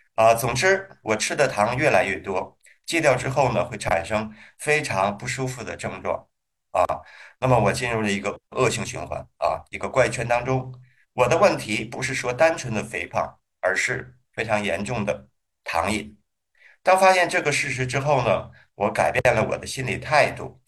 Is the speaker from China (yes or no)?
yes; Hebei, China; now in Shenzhen, China; 河北的这个叫蜂蜜麻糖，啊，是我们家乡的一个特产